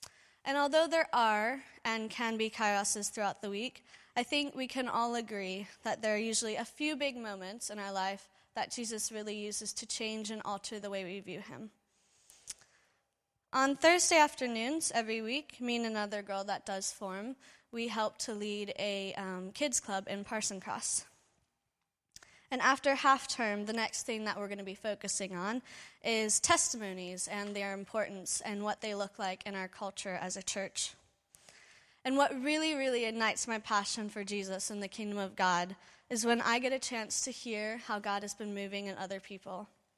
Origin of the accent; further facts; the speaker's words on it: Cincinnati, Ohio, United States; For those of you I haven't had the pleasure to meet, I'm from Cincinnati, Ohio, back in the States.